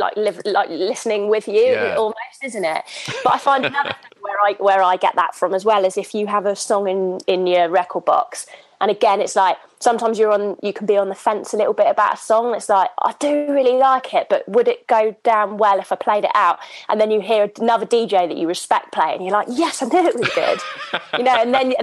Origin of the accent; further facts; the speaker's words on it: Hythe, South East England, United Kingdom; now in London, United Kingdom; I grew up in Southampton, and I grew up on a farm in a little village called Hythe.